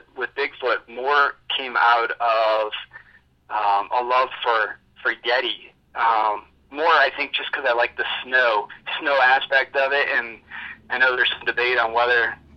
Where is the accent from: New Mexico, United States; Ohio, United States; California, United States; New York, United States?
Ohio, United States; Hartville; also born or lived in Milwaukee, Wisconsin; I grew up actually in the Hartville area. So I grew up in the Northeast Ohio area a bit